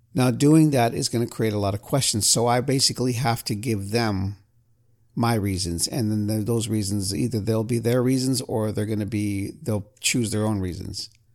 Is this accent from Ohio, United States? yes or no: no; California, United States; I'm from California